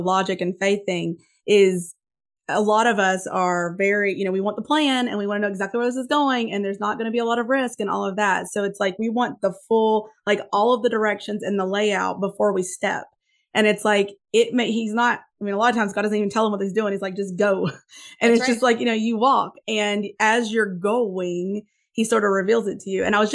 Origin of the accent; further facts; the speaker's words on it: Northeast Tennessee, United States; It's the way I was brought up or what in Northeast Tennessee.